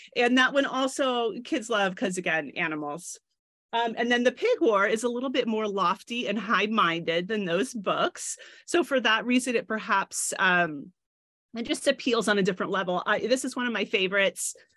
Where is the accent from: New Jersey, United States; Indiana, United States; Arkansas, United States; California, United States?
California, United States; San Francisco; I grew up here in San Francisco